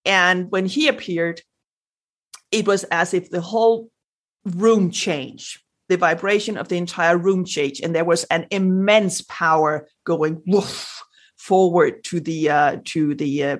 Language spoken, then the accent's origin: English; Denmark; first language Danish; English is a second language; since English is not my native language, like my first, I'm Danish